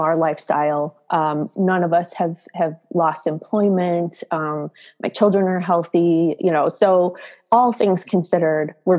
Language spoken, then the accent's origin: English; south or southwest suburbs of Chicago, Illinois, United States; I live in the Chicago suburbs and pretty much born and raised in the south or southwest suburbs of Chicago